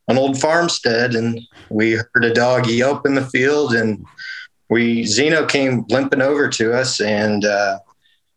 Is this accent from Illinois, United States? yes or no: no; Wichita, Kansas, United States; moved away as an adult; also born or lived in Montana; now in Paola, United States; I'm originally from Wichita, Kansas, but I'm now in Paola, Kansas, just south of Kansas City area.